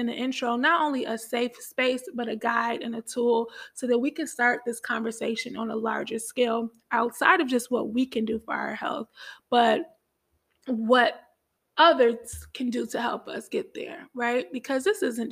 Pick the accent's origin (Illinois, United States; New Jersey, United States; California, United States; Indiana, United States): Illinois, United States; Chicago; I'm from Chicago